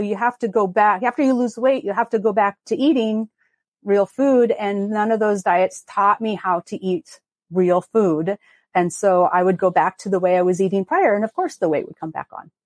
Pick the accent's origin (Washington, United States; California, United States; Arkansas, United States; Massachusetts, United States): Washington, United States; Longview; I grew up in Southwest Washington in a town called Longview